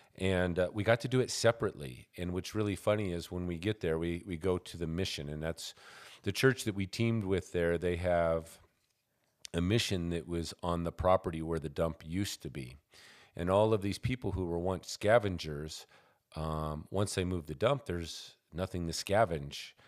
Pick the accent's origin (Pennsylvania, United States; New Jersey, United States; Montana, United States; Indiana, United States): Montana, United States; moved away; All my growing up years were spent in Montana.